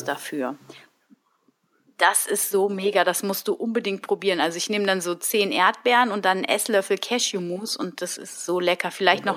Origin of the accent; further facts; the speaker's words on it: Germany; als Deutsche